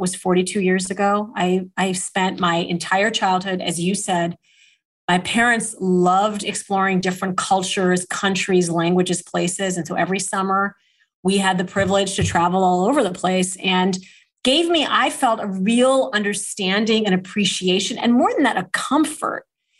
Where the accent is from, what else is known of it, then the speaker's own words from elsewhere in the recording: Kalamazoo, Michigan, United States; born there; And I was born in Kalamazoo, Michigan. But when I was two, my father was diagnosed with renal failure